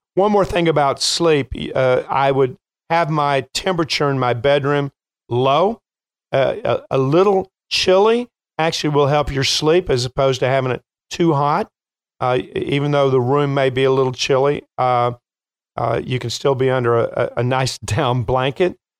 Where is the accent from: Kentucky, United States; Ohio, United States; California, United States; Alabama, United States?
Kentucky, United States; now in Chicago, United States; I'm from Kentucky